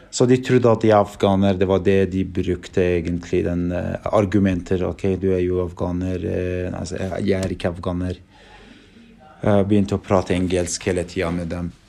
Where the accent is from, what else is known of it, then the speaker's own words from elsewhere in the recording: Norway; Og spurte han Hakani med hvor jeg er fra. Da sa jeg jeg er fra Norge.